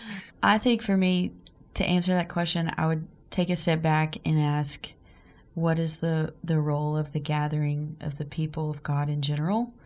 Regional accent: McCalla, Alabama, United States; also born or lived in Birmingham, Alabama; I am from McCalla, Alabama. It's about 35 to 40 minutes outside of Birmingham. And um, I graduated high school, though, in Birmingham

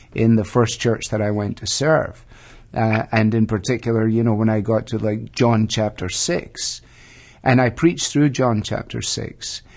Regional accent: Glasgow, Scotland, United Kingdom; now in Ohio, United States; I was born in Glasgow, second city of the British Empire

